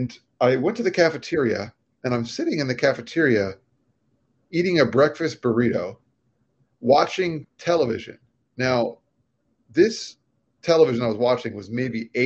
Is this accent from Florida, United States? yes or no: yes; Florida, United States; moved away as an adult; also born or lived in New York; we're from Florida